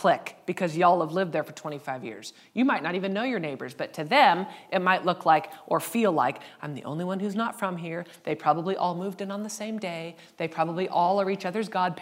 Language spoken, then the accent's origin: English; United States; we're white and we're from the States